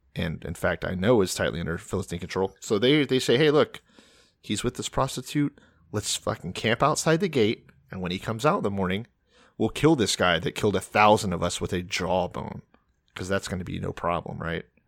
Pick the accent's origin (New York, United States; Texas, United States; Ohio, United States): Texas, United States; I'm from Texas.